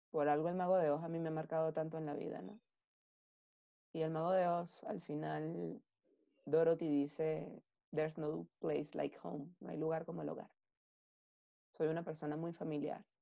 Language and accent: Spanish; Venezuela; nosotros como venezolanos. Em, a ver, Venezuela... Yo no sé si Venezuela es mi Ítaca.